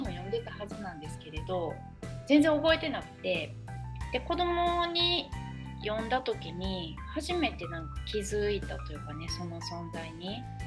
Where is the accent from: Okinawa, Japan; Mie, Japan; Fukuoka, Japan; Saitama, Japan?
Mie, Japan; Yokkaichi; moved away as an adult; now in Kyoto, Japan; なので私は三重四日市生まれ育ちで